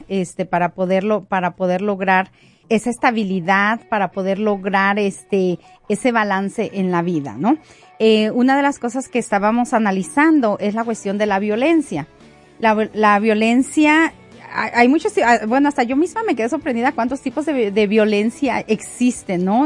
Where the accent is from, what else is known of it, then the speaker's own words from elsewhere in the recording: Mexico; now in United States; yo soy mexicana. Yo radico en Estados Unidos hace ya casi 23 años